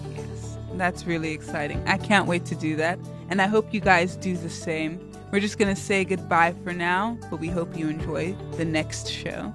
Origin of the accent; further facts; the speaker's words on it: Cape Town, Western Cape, South Africa; accent: Cape Tonian; But because I have this accent and I'm so Cape Tonian